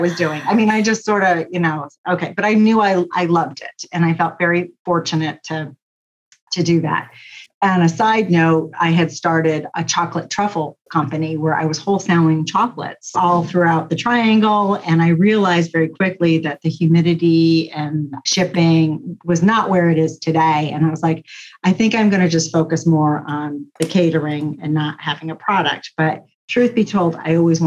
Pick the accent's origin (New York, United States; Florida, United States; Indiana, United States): New York, United States; I grew up in New York State